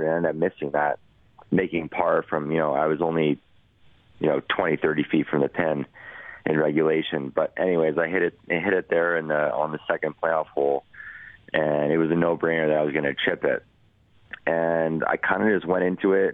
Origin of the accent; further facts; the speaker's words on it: Edmonton, Alberta, Canada; in my hometown